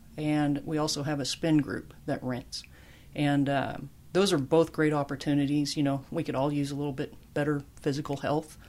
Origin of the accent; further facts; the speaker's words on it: Larned, Kansas, United States; moved away as an adult; also born or lived in El Paso, Texas; a kid growing up in Kansas